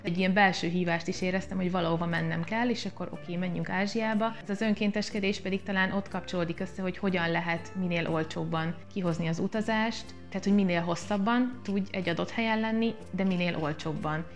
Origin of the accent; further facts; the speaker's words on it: Zala, Hungary; moved away; aki egyébként ott születtem, és, és nagyon sok időt töltöttem